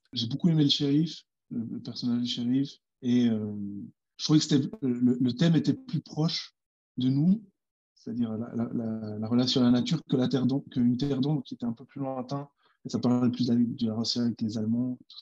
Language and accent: French; Switzerland; je suis jamais allé en Amérique, je suis suisse